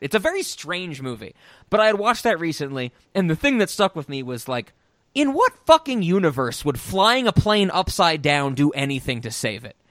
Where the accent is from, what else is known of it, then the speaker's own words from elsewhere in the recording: New York City, New York, United States; I'm from New York